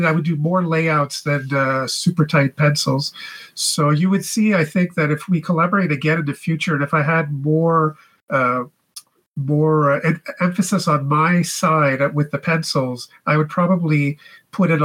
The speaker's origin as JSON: {"language": "English", "town": "Ottawa", "region": "Ontario", "country": "Canada", "said": "I am a freelance comic artist from Ottawa, Canada, our frozen nation's capital."}